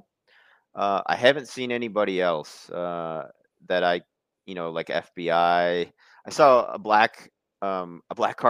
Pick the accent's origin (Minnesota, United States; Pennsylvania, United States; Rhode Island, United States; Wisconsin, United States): Wisconsin, United States; Milwaukee; I'm from Milwaukee originally, but I lived, you know, about a decade in small town Wisconsin